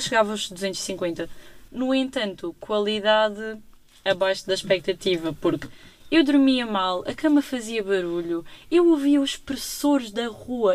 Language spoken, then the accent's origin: Portuguese; Lagos, Algarve, Portugal; moved away as an adult; now in Faro, Portugal; Eu sou de Lagos, portanto até nem sou assim de tão longe